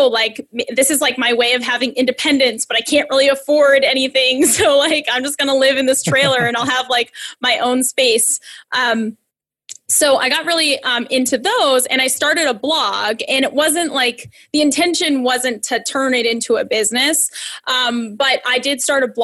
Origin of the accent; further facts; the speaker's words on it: Massachusetts, United States; I'm from Massachusetts